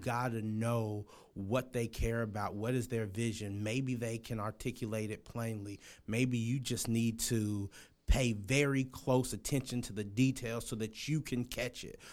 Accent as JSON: {"language": "English", "town": "Los Angeles", "region": "California", "country": "United States", "moved": "yes", "said": "I'm from Los Angeles, California"}